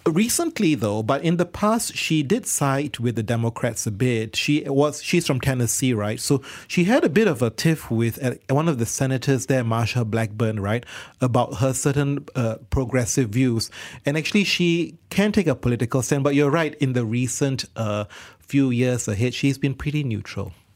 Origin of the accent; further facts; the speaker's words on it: Malaysia; in our country where we are diverse and multicultural